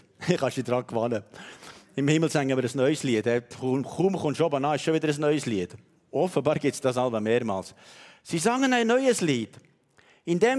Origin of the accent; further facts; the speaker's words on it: Switzerland; Und weißt, du, manchmal sind wir Schweizer so, denken wir, ja, das, das hat er noch so nebenbei gemacht.